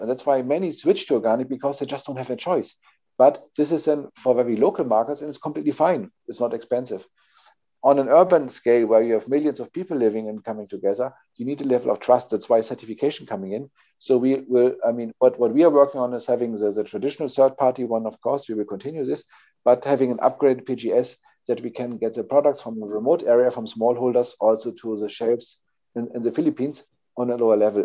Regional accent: Hamburg, Germany; I'm coming from Hamburg, a sea town or near sea town in, in north of Germany.

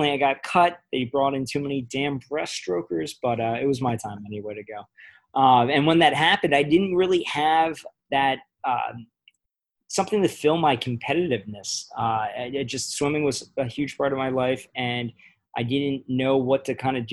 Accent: Ocean City, New Jersey, United States; I grew up in Ocean City, New Jersey

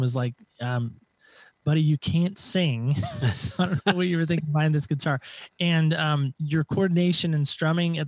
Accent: Medford, Oregon, United States; I am from the great state of Oregon, Southern Oregon specifically

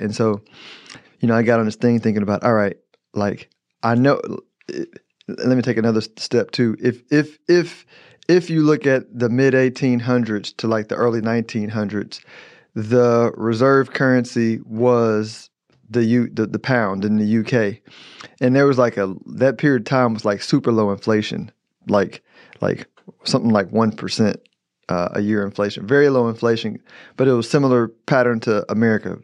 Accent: United States; I'm an American

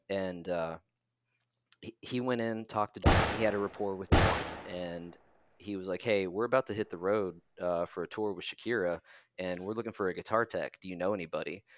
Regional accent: Parkersburg, West Virginia, United States; moved away as an adult; also born or lived in Atlanta, Georgia; my hometown, Parkersburg, West Virginia

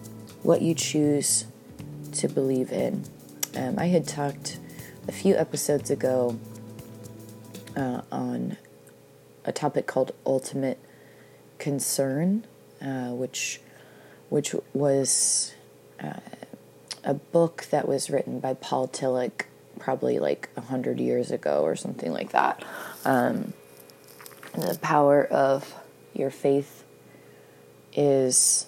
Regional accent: Pacific Northwest, Washington, United States; I grew up in the Pacific Northwest

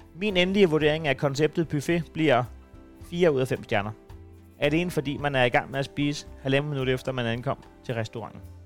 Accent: Næstved, Zealand, Denmark; jeg er fra Næstved

